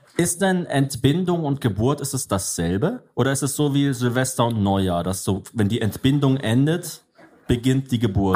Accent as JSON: {"language": "German", "country": "Germany", "said": "ich bin Deutscher"}